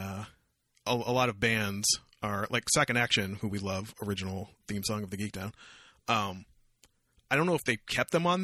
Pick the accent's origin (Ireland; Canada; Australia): Canada; I'm Canadian